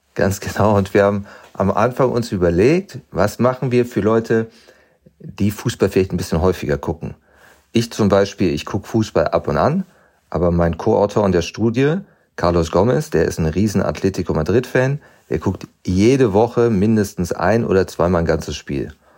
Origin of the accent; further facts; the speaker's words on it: Germany; ich bin in Deutschland groß geworden